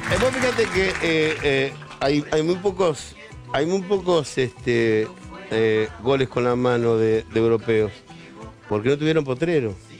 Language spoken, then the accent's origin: Spanish; Argentina; somos sudacas cuando salimos de la Argentina